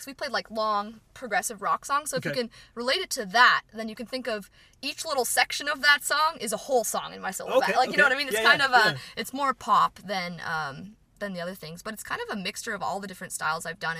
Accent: Morden, Manitoba, Canada; moved away as an adult; now in Winnipeg, Canada; I'm from Morden. So, I came to the city to, like, study jazz guitar

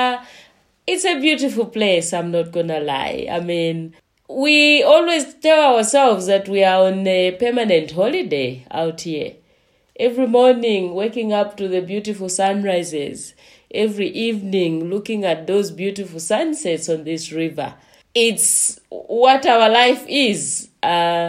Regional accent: Eastern Province, Zambia; moved away as an adult; also born or lived in Central Province, Zambia / South Africa; I am from Zambia, and I come from Eastern Province, and I was born there. I come from a village called

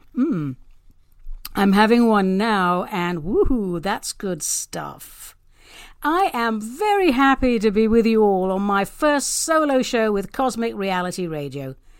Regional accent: London, United Kingdom; now in Pacific Northwest, United States; I'm actually a Brit, a proud London girl, now living and working in the arboreal paradise that is the Pacific Northwest

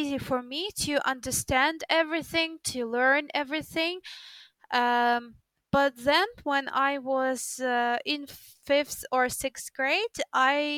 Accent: Ukraine; English is a second language; In Ukraine, we study English from the first grade in school

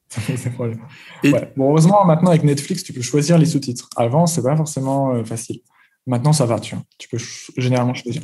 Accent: France; moved away as an adult; now in China; en tant que Français, ayant grandi en France

